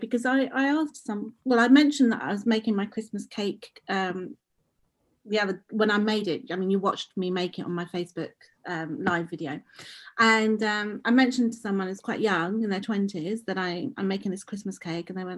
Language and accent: English; London, United Kingdom; when I was growing up, I grew up in Edmonton